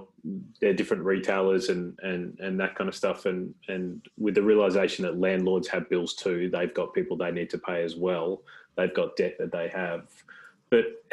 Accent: Adelaide, South Australia, Australia; I'm from Adelaide as well

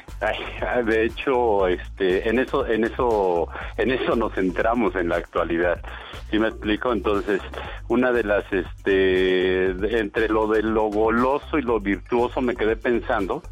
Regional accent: Mexico; nosotros como mexicanos

